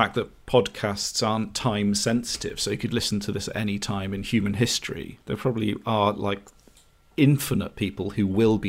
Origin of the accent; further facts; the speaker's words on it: London, United Kingdom; now in Vancouver, Canada; COVID has stopped me visiting my hometown of London and the bounteous pubs therein. Vancouver, where I live, has amazing craft beer